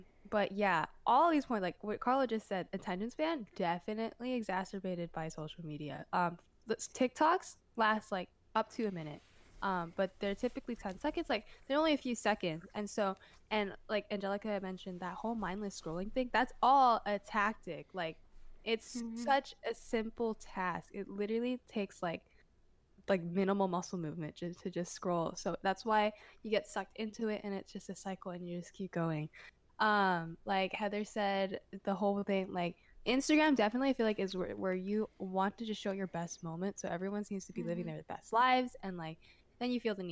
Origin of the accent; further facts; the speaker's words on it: United States; I'm growing up in America